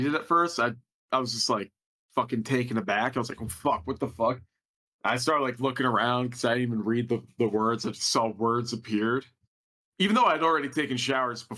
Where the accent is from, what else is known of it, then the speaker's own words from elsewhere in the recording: New Jersey, United States; moved away as an adult; now in Colorado, United States; I'm still from New Jersey. I just am now in Colorado